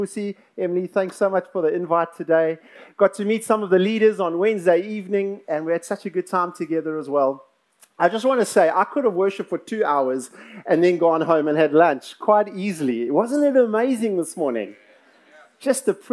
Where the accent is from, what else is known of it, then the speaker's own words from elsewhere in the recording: South Africa; I'm from South Africa, born, bred in South Africa.